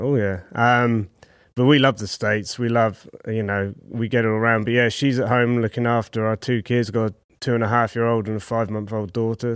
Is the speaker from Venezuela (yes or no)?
no; Southampton, South East England, United Kingdom; Southampton, right down south in the middle of England